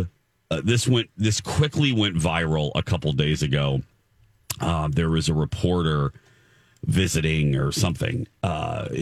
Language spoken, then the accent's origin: English; Chicago, Illinois, United States; I'm from the Chicagoland area